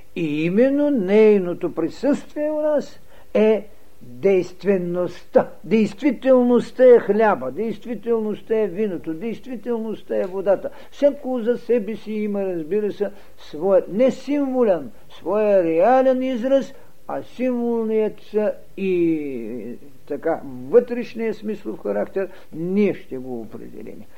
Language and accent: Bulgarian; Bulgaria; ние българите